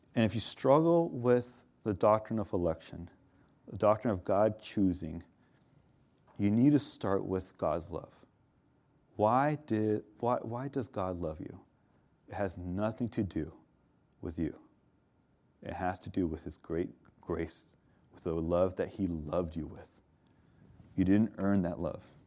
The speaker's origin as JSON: {"language": "English", "region": "Southern California", "country": "United States", "said": "I'm from SoCal"}